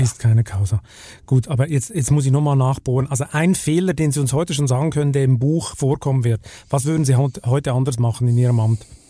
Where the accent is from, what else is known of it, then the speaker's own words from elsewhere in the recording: Switzerland; in meinem Heimatland